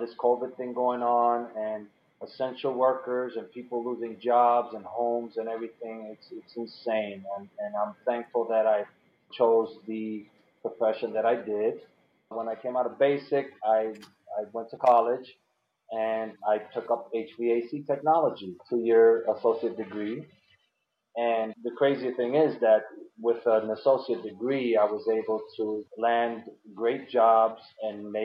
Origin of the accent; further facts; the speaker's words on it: New York City, New York, United States; moved away as an adult; now in Pennsylvania, United States; I was born and raised in New York in the Bronx. I'm a Bronx kid